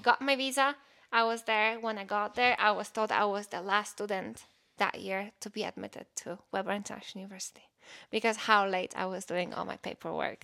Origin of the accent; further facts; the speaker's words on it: Poland; English is a second language; moved away as an adult; I'm from Poland